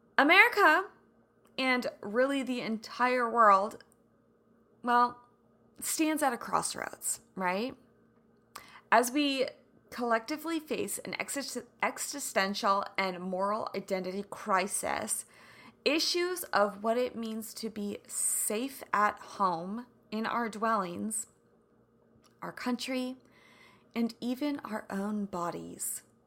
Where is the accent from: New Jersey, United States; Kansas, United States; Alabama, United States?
Kansas, United States; growing up in Kansas